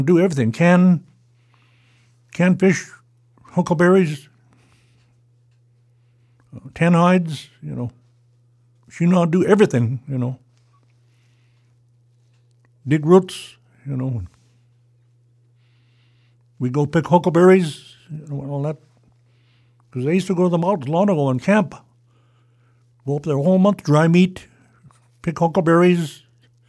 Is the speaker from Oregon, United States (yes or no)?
yes; Sidwalter Flat, Oregon, United States; I grew up in Sidwell Flat in the old house.